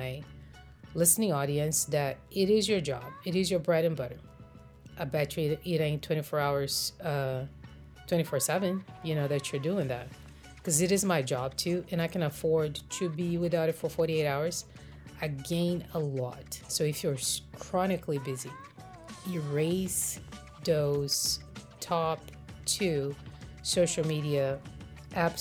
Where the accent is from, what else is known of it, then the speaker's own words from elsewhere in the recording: Brazil; moved away as an adult; now in United States; I grew up in Brazil, and our Easter traditions are very different than the way I've seen it observed in America.